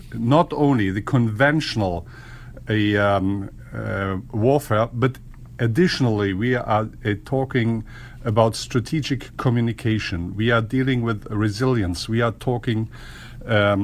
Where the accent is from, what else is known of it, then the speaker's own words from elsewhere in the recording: Germany; As German, I'm a little bit, I'm from Germany